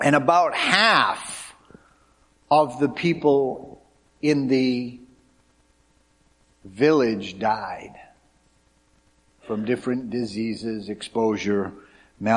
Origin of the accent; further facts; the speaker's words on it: Cape Cod, Massachusetts, United States; growing up on Cape Cod, where my wife and I grew up